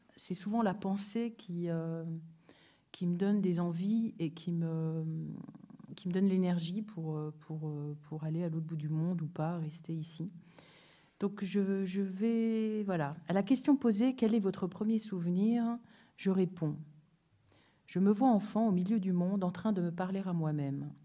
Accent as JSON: {"language": "French", "town": "Paris", "region": "Île-de-France", "country": "France", "tie": "born or raised there", "said": "ma vie ici en France, euh, où je suis née à Paris"}